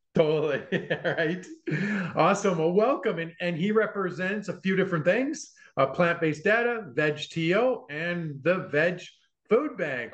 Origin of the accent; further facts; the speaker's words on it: Vancouver, British Columbia, Canada; I'm from Vancouver